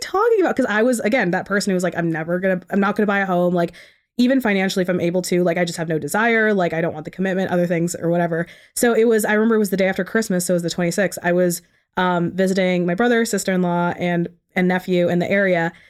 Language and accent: English; Ellicott City, Maryland, United States; now in Towson, United States; I grew up in Howard County, so Ellicott City, um, about thirty minutes from here